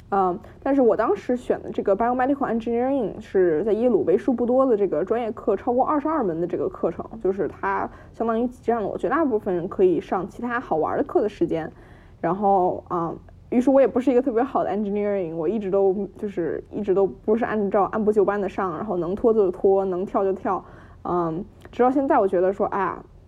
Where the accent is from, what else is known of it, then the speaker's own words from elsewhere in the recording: Beijing, China; moved away as an adult; now in New Haven, United States; 我呢，也是在北京长大，然后在，一直在北京读中学，然后读高中